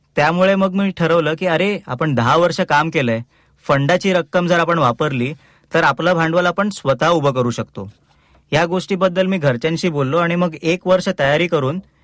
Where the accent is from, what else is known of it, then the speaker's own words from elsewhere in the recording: Ulhasnagar, Maharashtra, India; now in Thane, India; मी मूळचा उल्हासनगरचा माझे लहानपण उल्हासनगरलाच गेलं